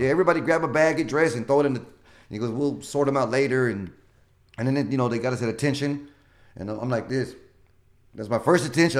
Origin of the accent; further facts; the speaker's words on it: Houston, Texas, United States; I grew up in Denver Harbor